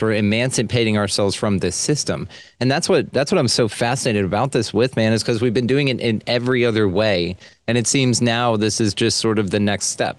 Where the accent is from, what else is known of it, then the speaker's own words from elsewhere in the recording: Texas, United States; I am Texan like crazy because I'm proud of this state